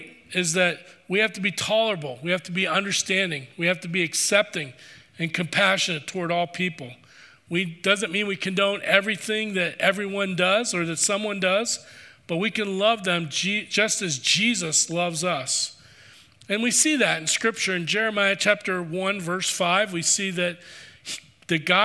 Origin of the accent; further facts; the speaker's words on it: East Coast, United States; I grew up on the East Coast.